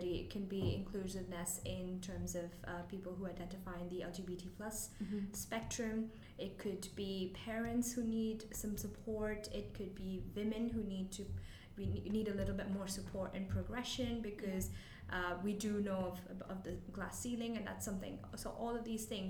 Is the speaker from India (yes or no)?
yes; India; moved away as an adult; also born or lived in Kent, United Kingdom; now in United Kingdom; So I'm originally from India. Mm-hmm. I've lived and grown up there my whole life